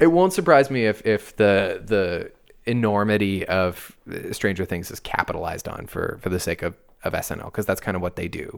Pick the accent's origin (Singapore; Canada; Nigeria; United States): Canada; we're Canadian